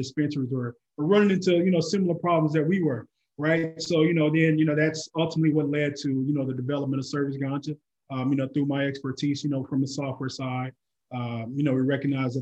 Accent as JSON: {"language": "English", "region": "Oklahoma", "country": "United States", "said": "I'm originally from Oklahoma"}